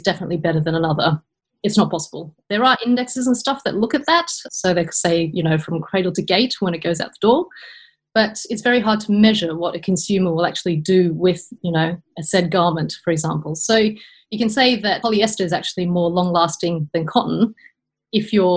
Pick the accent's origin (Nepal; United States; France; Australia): Australia; moved away as an adult; also born or lived in United Kingdom; now in Netherlands; I am an Australian import into the Netherlands via the UK